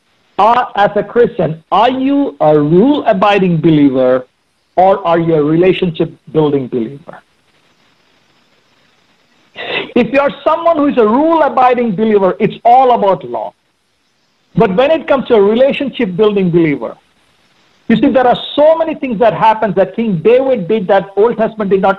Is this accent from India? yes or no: yes; India; moved away; I grew up in India